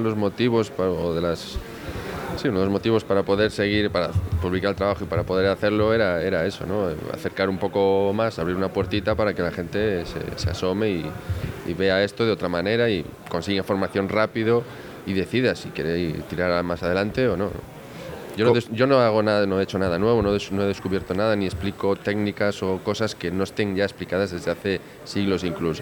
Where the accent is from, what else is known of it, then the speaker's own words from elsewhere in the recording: Galicia, Spain; como buen gallego